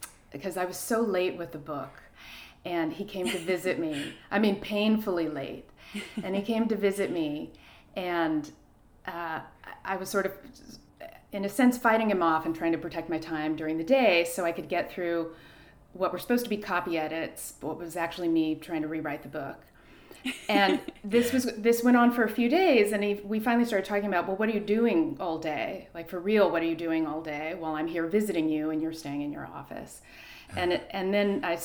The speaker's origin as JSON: {"language": "English", "town": "El Cerrito", "region": "California", "country": "United States", "tie": "born or raised there", "also_born_or_lived": "Oakland, California", "said": "I was born in Oakland, California, and grew up in a little suburban El Cerrito"}